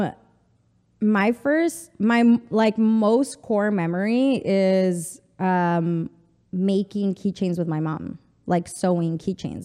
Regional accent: El Paso, Texas, United States; first language Spanish; English is a second language; moved away as an adult; also born or lived in Mexico City / Chihuahua; now in New York, United States; I'm from the border. I'm from El Paso, Texas

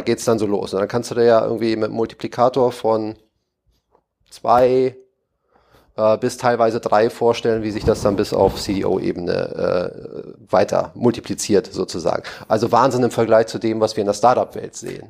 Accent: Hamburg, Germany; moved away as an adult; now in Berlin, Germany; als Hamburger

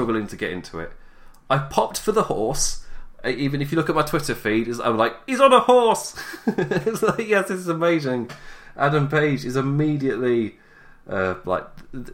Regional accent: England, United Kingdom; I'm English

